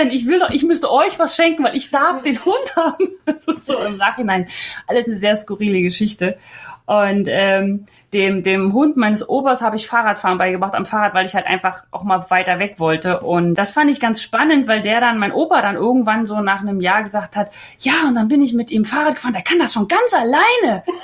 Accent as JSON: {"language": "German", "town": "Potsdam", "region": "Brandenburg", "country": "Germany", "said": "Da war man dann jeden Monat einmal in Potsdam, war ganz praktisch, weil ich komme ja aus Potsdam und da konnte ich bei meinen Eltern wohnen."}